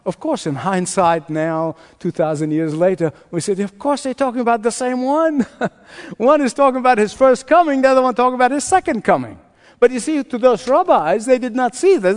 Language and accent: English; Egypt; moved away; my home country, to Egypt